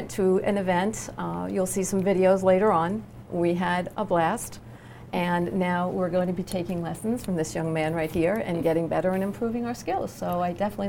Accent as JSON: {"language": "English", "area": "Long Island", "region": "New York", "country": "United States", "tie": "born or raised there", "said": "I grew up on Long Island"}